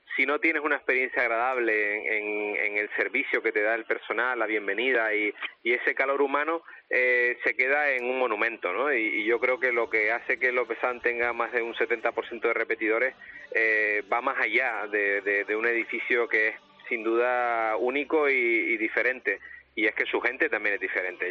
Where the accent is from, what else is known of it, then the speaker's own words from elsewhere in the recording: Canary Islands, Spain; como canarios